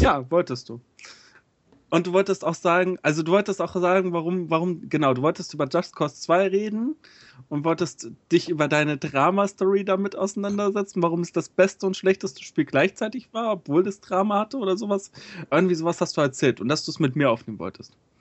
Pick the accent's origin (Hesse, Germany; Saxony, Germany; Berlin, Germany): Hesse, Germany; now in Bavaria, Germany; ich als Hesse